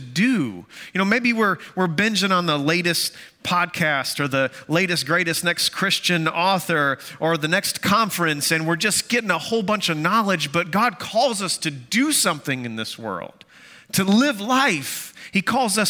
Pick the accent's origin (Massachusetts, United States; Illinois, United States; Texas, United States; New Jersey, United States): Texas, United States; Amarillo; moved away; That's my hometown. Amarillo, Texas